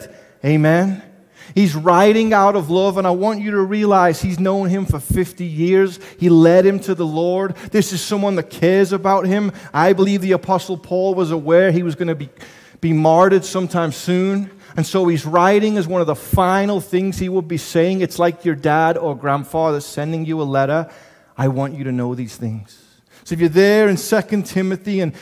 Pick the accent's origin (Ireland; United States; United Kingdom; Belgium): United Kingdom; England; moved away; I'm from England. I don't have an accent.